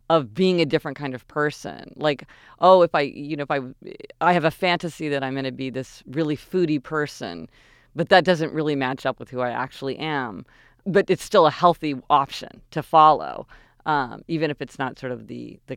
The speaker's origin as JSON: {"language": "English", "town": "Kansas City", "region": "Missouri", "country": "United States", "tie": "born or raised there", "said": "we're spoiled growing up in Kansas City."}